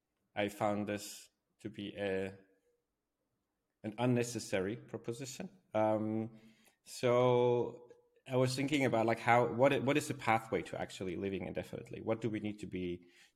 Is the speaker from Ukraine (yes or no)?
no; Switzerland; from where I was born in Switzerland, it's a very beautiful country